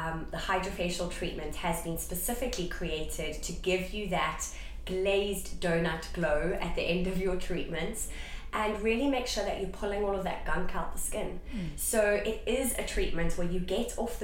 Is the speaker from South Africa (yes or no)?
yes; South Africa; moved away as an adult; now in United Kingdom; I am originally from South Africa, yes. And I moved to the UK about, well, it was in April 2021.